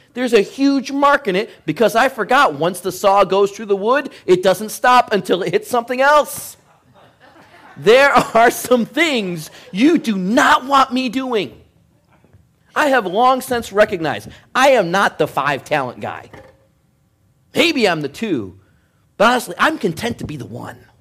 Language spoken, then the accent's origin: English; Michigan, United States; Growing up in Michigan, I was supposed to be a Pistons fan